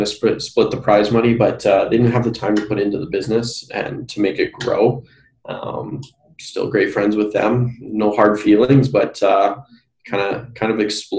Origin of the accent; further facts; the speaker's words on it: Brandon, Manitoba, Canada; I've already got to about four companies in my hometown of Brandon